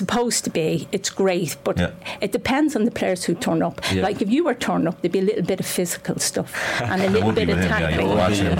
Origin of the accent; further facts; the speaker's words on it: Dublin, Leinster, Ireland; I'm from Finglas